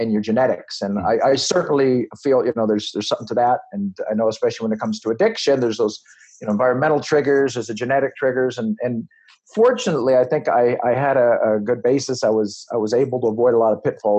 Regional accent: Los Angeles, California, United States; I was born in Los Angeles, California, to a teen mother

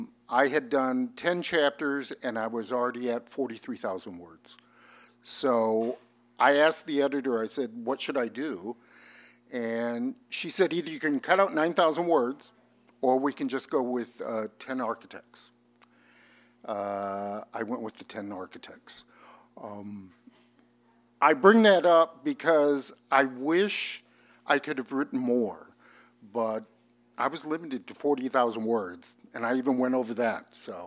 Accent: Iowa, United States; moved away as an adult; now in Los Angeles, United States; I didn't go back to where I was from. I was from Iowa

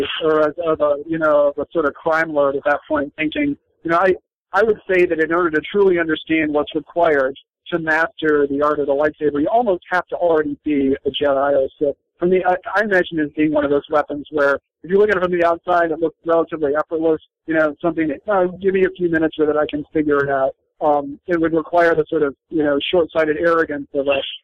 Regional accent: Michigan, United States; I grew up in Michigan where it snows 6 months of the year

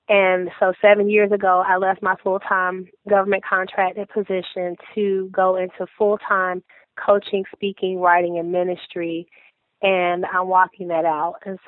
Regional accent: Fayetteville, North Carolina, United States; also born or lived in Fort Campbell, Kentucky; I'm from Fayetteville, North Carolina, by way of Fort Campbell, Kentucky, because my dad was is a retired Marine, and we were stationed there, and we ended up in Fayetteville because this was my mother's home

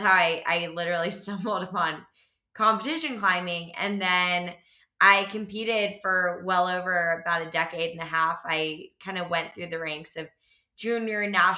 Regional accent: Alexandria, Virginia, United States; now in Boulder, United States; We grew up in the Alexandria, Virginia region, so like just outside of DC.

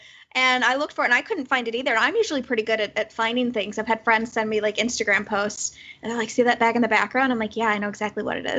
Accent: Chicago, Illinois, United States; I was from Chicago. The flight was Chicago to direct to Hawaii.

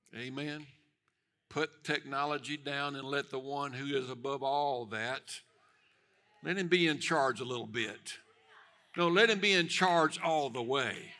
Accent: United States

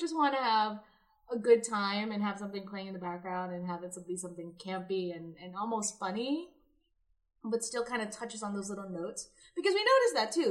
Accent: Philippines; I grew up watching Bioman in the Philippines.

